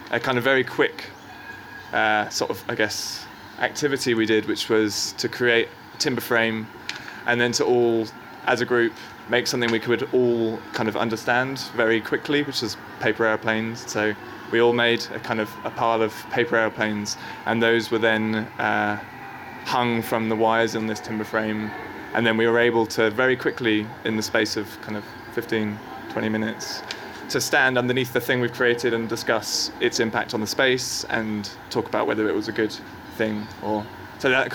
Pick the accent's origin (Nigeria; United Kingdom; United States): United Kingdom; England; now in Sydney, Australia; as an Englishman